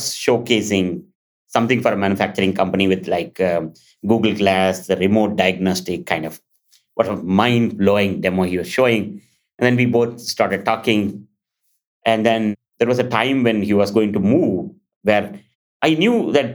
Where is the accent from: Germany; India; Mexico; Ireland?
India; moved away; when I was 7, I'm from India. And I'm in a remote village